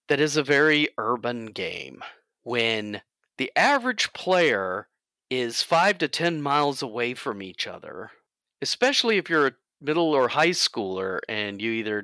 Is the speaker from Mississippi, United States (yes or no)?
yes; Greenville, Mississippi, United States; growing up in Greenville, Mississippi, not an urban place